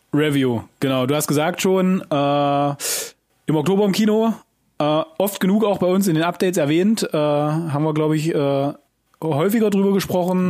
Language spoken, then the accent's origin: German; Germany; als Deutscher